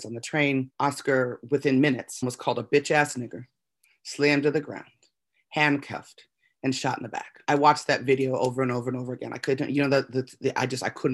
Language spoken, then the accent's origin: English; Las Vegas, Nevada, United States; I was born and raised in Las Vegas, Nevada